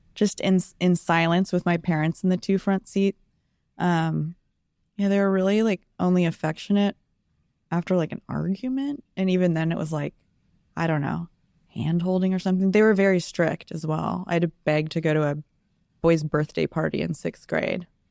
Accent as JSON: {"language": "English", "town": "Sacramento", "region": "California", "country": "United States", "tie": "born or raised there", "also_born_or_lived": "San Diego, California", "said": "I lived in San Diego till I was seven, and it's a beautiful place, and I so wish we would have stayed there, but we moved to beautiful Sacramento, California."}